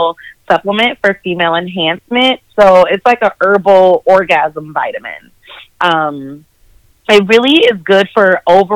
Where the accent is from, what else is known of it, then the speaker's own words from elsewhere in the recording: Minnesota, United States; now in Charlotte, United States; I am originally from Minnesota